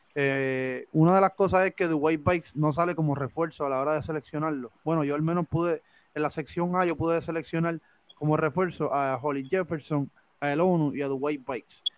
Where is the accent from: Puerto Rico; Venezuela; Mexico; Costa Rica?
Puerto Rico; Guaynabo; nosotros somos de Guaynabo, nos encantan los Mets de toda la vida